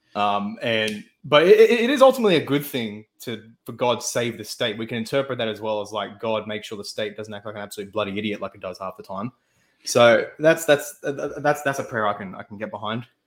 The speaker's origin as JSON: {"language": "English", "country": "Australia", "said": "I am an Australian"}